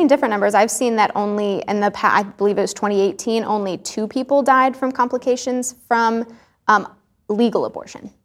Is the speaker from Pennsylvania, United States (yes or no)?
no; Texas, United States; I grew up in Texas